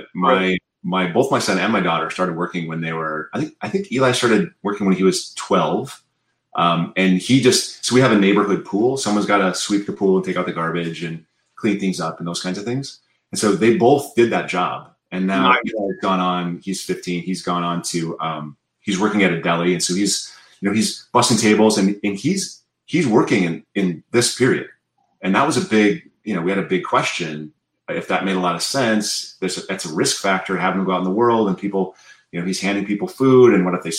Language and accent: English; South Dakota, United States; now in Berkeley, United States; I grew up in South Dakota